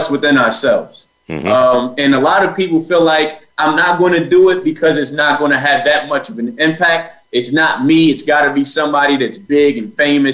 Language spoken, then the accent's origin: English; Baltimore, Maryland, United States; I was born in Baltimore on the east side of Baltimore. So if you're familiar with the area, by Old Memorial Stadium is where I grew up.